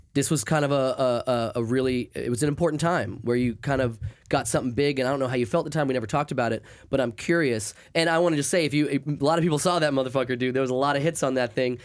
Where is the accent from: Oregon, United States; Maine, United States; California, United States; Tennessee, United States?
Maine, United States; moved away; since I grew up in Maine.